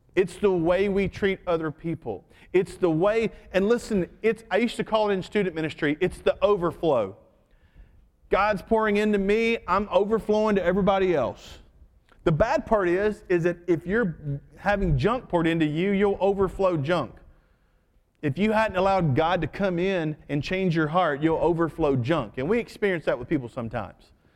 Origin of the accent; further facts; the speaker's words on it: United States; I'm an American second.